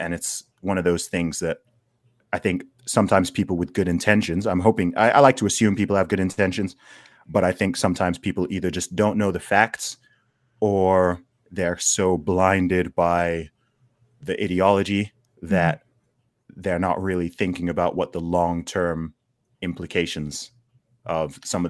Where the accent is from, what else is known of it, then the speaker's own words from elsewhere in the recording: Saudi Arabia; also born or lived in England, United Kingdom; So in terms of where I'm from, I mean, I was born in the UK, in England. I grew up in the Middle East, in Saudi Arabia. I went to school there for a while, which is why I don't really sound English.